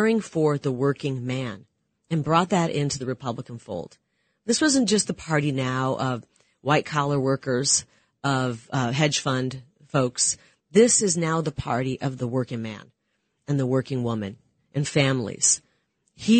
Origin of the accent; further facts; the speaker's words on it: Iowa, United States; growing up in Iowa